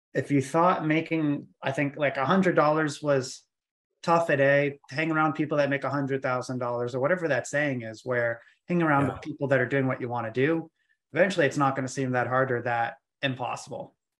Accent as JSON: {"language": "English", "region": "Maine", "country": "United States", "moved": "as an adult", "lives_now": "Atlanta, United States", "said": "I'm from Maine"}